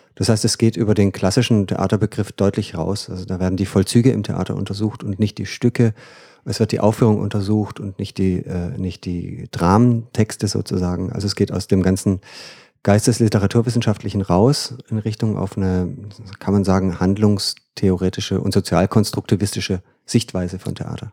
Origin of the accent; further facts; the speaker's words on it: Freudenstadt, Baden-Württemberg, Germany; moved away as an adult; also born or lived in Freiburg; now in Bremen, Germany; ich komme aus dem Schwarzwald eigentlich, Aha. Freudenstadt.